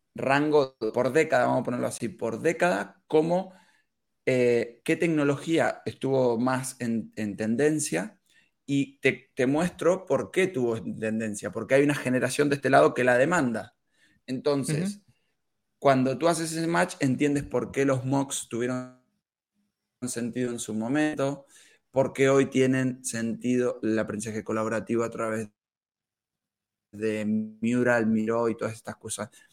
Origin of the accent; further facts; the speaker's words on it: Argentina; moved away as an adult; now in Barcelona, Spain; soy argentino. Eh, he venido aquí a España hace ya unos cuatro años